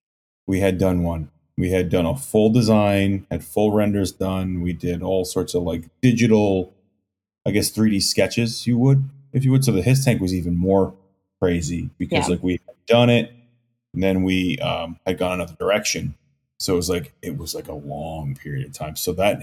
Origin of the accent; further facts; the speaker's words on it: New Jersey, United States; I'm from New Jersey.